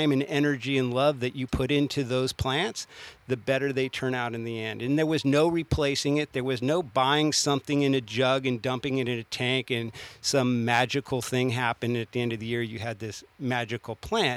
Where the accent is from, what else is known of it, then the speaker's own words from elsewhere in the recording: Southern Humboldt, California, United States; growing up in Southern Humboldt